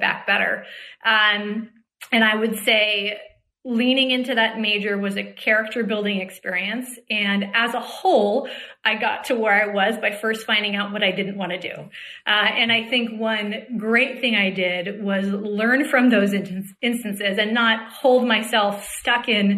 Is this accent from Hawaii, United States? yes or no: yes; Hawaii, United States; moved away as an adult; I grew up in Hawaii in what I call pre-social media time.